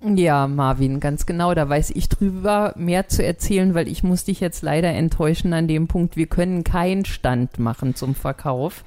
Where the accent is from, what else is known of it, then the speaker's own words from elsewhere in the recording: Schwalm-Eder-Kreis, Hesse, Germany; ich komme ja aus dem Schwalm-Eder-Kreis, bei uns heißt das Flohmarkt.